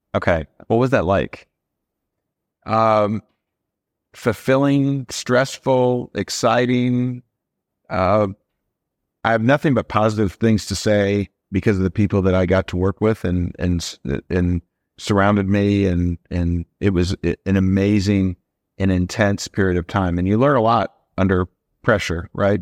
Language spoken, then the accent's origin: English; Iowa, United States; We're both from Iowa.